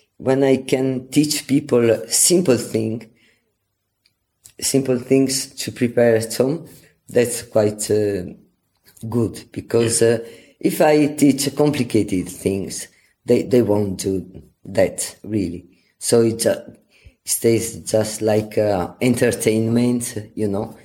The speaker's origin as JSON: {"language": "English", "town": "Venice", "region": "Veneto", "country": "Italy", "said": "this passion comes anyway from my origins because I come from Venice"}